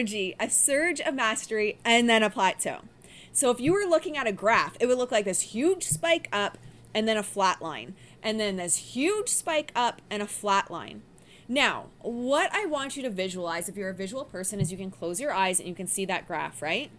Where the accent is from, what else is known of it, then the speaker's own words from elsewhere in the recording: Windsor, Ontario, Canada; also born or lived in Detroit, Michigan, United States; I grew up in Windsor and Detroit Rock City.